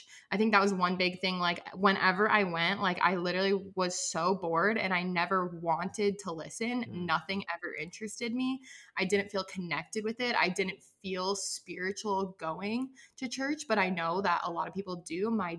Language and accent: English; the South, United States; raised Catholic. I was raised religious by both of my parents. And also like I was raised in the South.